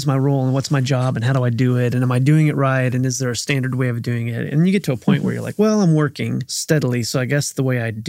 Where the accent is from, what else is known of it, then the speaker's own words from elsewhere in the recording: Wichita, Kansas, United States; now in Nashville, United States; Wichita, Kansas.